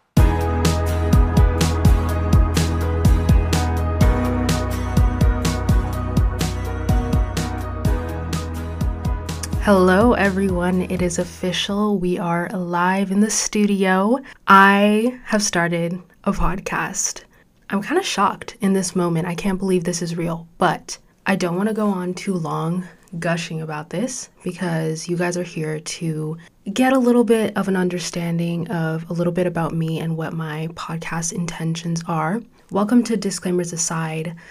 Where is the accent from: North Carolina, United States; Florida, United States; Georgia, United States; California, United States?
California, United States; Orange County; born or raised there; also born or lived in Chicago suburbs, Illinois / Mauritania (ancestry)